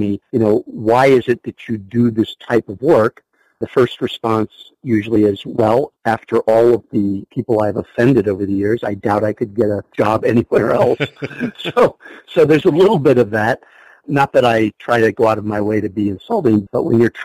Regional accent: United States; also born or lived in Ohio / Philadelphia area / upstate New York; now in Wisconsin, United States; grew up in the Philadelphia area in upstate New York

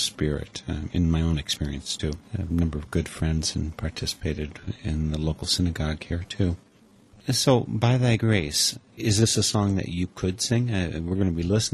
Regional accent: Wisconsin, United States; the English that I grew up speaking in Wisconsin

